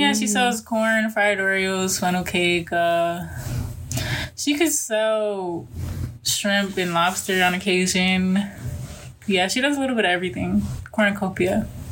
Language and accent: English; Miami, Florida, United States; I'm from Miami, Florida